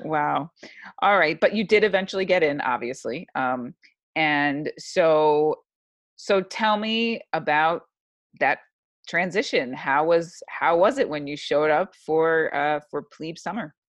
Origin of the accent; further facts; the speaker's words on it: New York, United States; I'm from New York